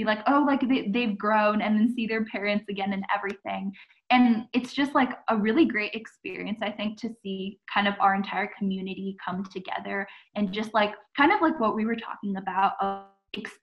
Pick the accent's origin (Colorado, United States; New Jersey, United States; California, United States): California, United States; Saratoga; I'm from Saratoga City in California